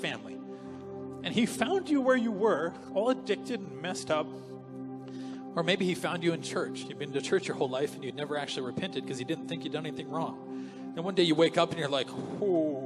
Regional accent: Canada; as a Canadian

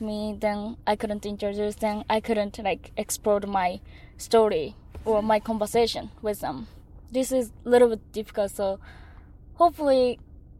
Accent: Japan; English is a second language; now in United States; I'm from Japan

